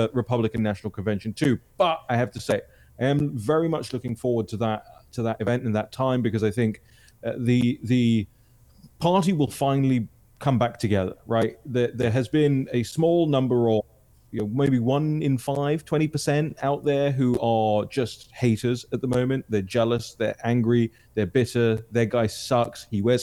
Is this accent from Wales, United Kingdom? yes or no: no; London, United Kingdom; I'm from London